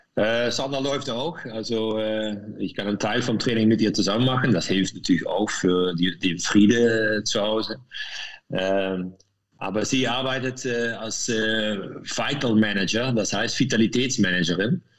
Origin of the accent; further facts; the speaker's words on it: Meerssen, Limburg, Netherlands; German is a second language; moved away as an adult; now in Lanaken, Belgium; Ich komme aus Meersen. Mhm. Das liegt östlich von Maastricht und ich wohne jetzt an Lanaken